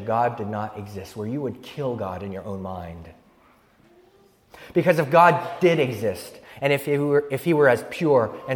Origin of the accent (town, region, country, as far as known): San Luis Obispo, California, United States